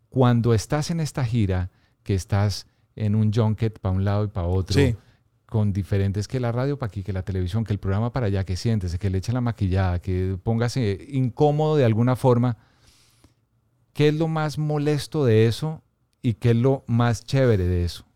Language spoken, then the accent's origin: Spanish; Bogotá, Colombia; yo nací y crecí en Bogotá